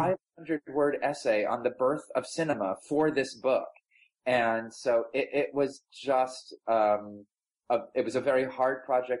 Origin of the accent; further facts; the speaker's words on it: New Jersey, United States; I grew up in New Jersey